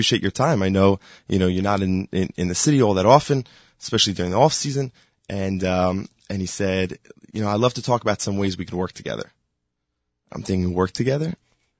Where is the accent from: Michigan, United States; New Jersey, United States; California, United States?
New Jersey, United States; Highland Park; I am from Highland Park, New Jersey.